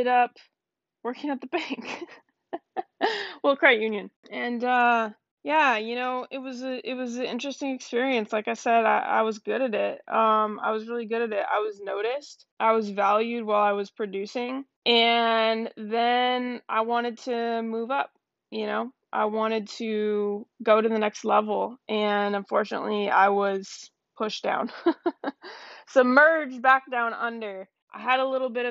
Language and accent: English; Seattle, Washington, United States; also born or lived in Canada; I was born in Canada, moved to Seattle with my parents when I was about 7 years old